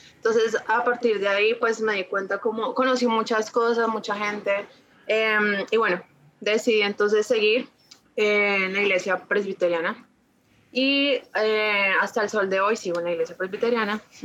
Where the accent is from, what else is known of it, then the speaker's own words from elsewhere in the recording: Ibagué, Tolima, Colombia; Nací en Ibagué, bueno, soy de Ibagué